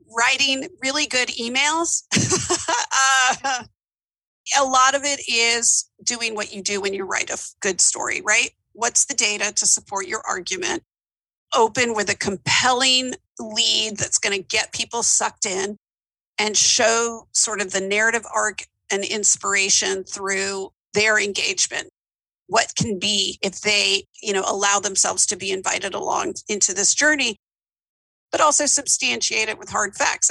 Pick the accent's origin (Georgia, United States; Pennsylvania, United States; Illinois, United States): Georgia, United States; Atlanta; also born or lived in New York; now in Memphis, United States; I grew up in Atlanta, Georgia